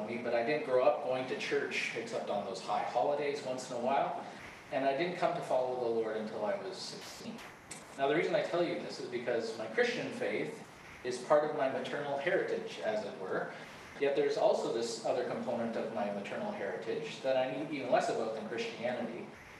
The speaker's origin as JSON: {"language": "English", "town": "Winnipeg", "region": "Manitoba", "country": "Canada", "tie": "born or raised there", "said": "I grew up in Winnipeg"}